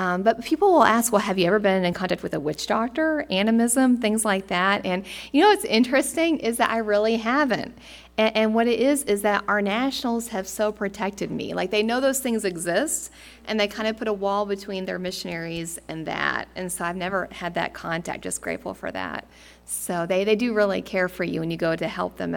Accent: United States; moved away; as an American

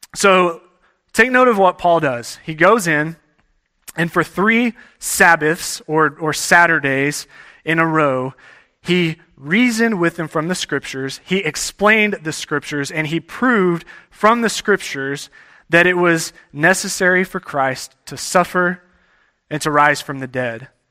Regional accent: Texas, United States; moved away; I grew up in Texas

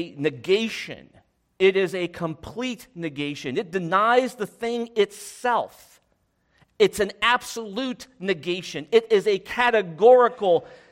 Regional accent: United States; I'm an American. I was born in the United States

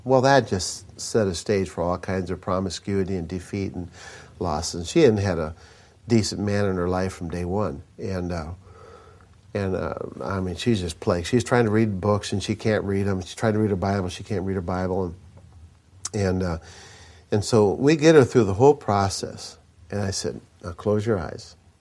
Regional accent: Minnesota, United States; I grew up in Minnesota.

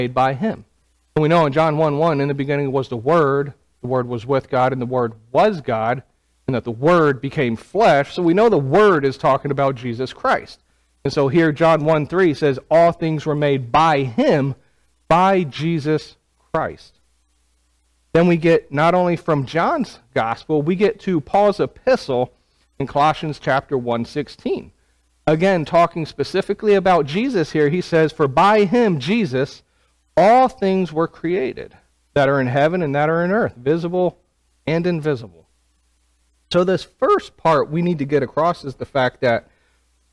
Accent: Clinton, Maryland, United States; now in Prattville, United States; So I grew up in Clinton, Maryland.

